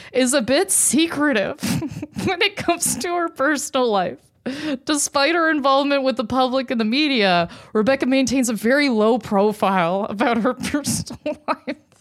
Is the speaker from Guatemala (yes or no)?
no; Canada; I am deeply Canadian